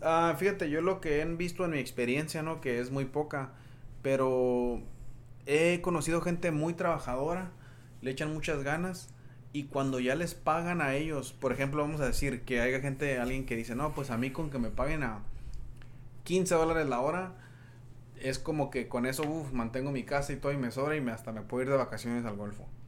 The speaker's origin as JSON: {"language": "Spanish", "town": "Yuma", "region": "Arizona", "country": "United States", "tie": "born or raised there", "also_born_or_lived": "Tucson, Arizona", "moved": "as an adult", "said": "siendo de Yuma, Arizona"}